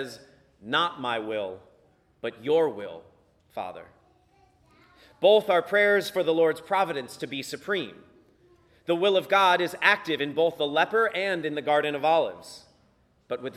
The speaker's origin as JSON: {"language": "English", "town": "Virginia Beach", "region": "Virginia", "country": "United States", "tie": "born or raised there", "said": "My priest growing up in Virginia Beach, Father Jim Park"}